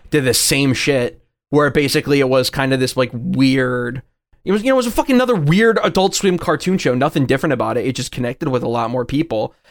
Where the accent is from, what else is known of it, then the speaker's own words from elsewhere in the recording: Chicago, Illinois, United States; I'm from the Chicagoland area, not really from the Springfield area.